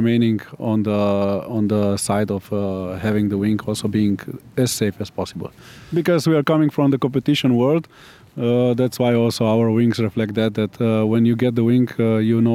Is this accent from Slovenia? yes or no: yes; Slovenia; We are coming from Slovenia